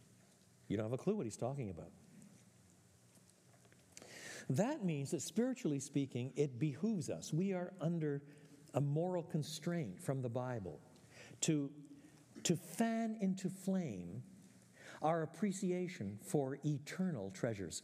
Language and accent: English; Quebec, Canada; Although I was born in French Canada, my parents were both born in the British Isles